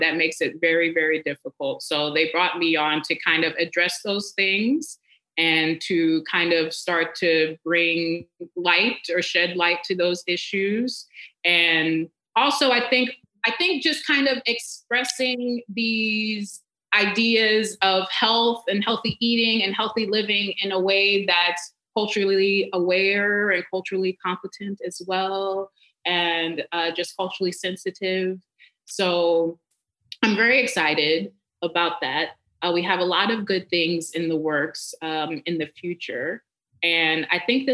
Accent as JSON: {"language": "English", "area": "outside Atlanta", "region": "Georgia", "country": "United States", "tie": "born or raised there", "also_born_or_lived": "Cleveland, Ohio", "moved": "as an adult", "said": "where I grew up in Georgia, I grew up a little bit outside of Atlanta."}